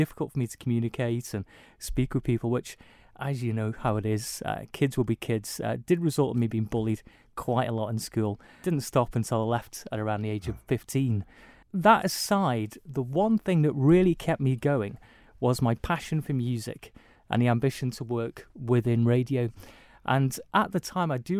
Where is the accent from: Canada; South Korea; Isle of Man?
Isle of Man; growing up on the Isle of Man